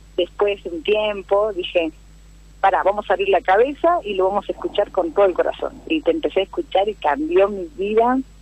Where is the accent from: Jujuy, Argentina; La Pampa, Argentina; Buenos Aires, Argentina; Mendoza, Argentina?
Jujuy, Argentina; Humahuaca; now in Mar del Plata, Argentina; soy de Jujuy, de la quebrada de Mahuaca